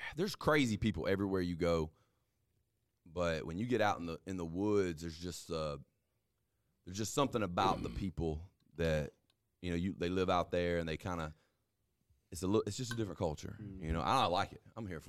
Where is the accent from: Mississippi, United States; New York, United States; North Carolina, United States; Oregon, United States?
Mississippi, United States; Bro, we're from North Mississippi, dog.